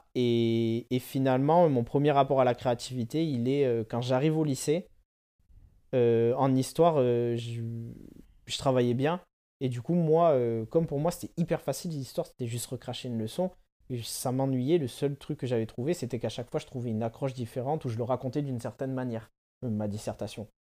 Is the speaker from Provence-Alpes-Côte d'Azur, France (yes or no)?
no; Bordeaux, Nouvelle-Aquitaine, France; also born or lived in Paris; je suis bordelais et je fais la vie entre Bordeaux et Paris